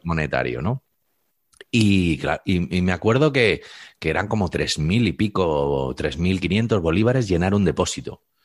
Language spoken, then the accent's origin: Spanish; Spain